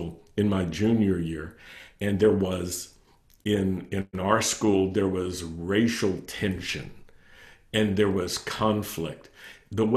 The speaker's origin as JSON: {"language": "English", "town": "Roanoke", "region": "Virginia", "country": "United States", "tie": "born or raised there", "said": "when I was a young man growing up in Roanoke, Virginia"}